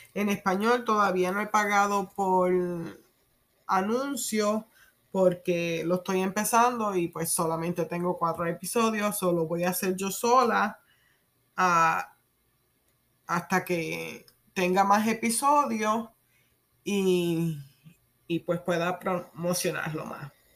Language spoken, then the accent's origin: Spanish; Puerto Rico; first language Spanish; moved away as an adult; also born or lived in New York / Kansas / Maryland; now in United States; Me crié en Puerto Rico